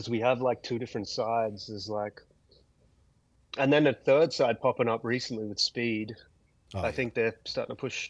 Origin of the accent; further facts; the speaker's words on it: Wollongong, New South Wales, Australia; we're from Wollongong, which is, you know, an hour south of Sydney.